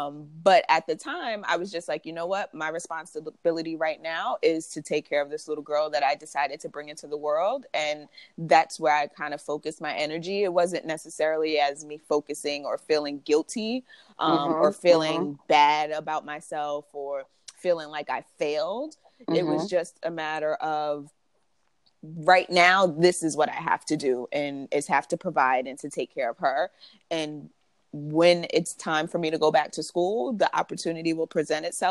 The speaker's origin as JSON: {"language": "English", "town": "New Brunswick", "region": "New Jersey", "country": "United States", "tie": "born or raised there", "moved": "as an adult", "lives_now": "New York, United States", "said": "So I was born in New York. I lived in New York until I was 7. And then I moved to New Brunswick, New Jersey, and was there until I was about 24"}